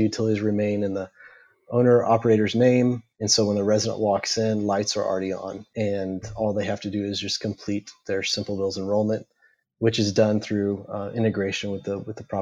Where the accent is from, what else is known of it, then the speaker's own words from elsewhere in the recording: Houston, Texas, United States; We grew up together in the Houston area, and then we made our way over to Baylor University.